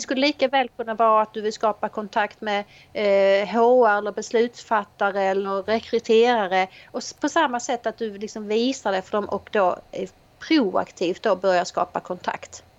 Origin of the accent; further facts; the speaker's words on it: Helsingborg, Skåne, Sweden; Jag är eh, ifrån Helsingborg